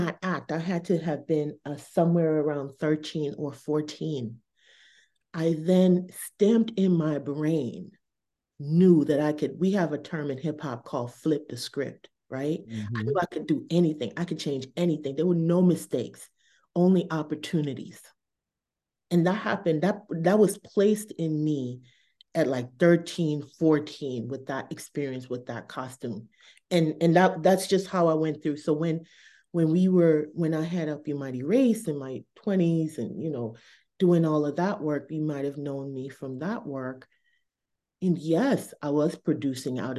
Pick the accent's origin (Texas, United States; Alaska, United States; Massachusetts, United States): Massachusetts, United States; Boston; I was on Blue Hill and Talbot. That's that corridor I grew up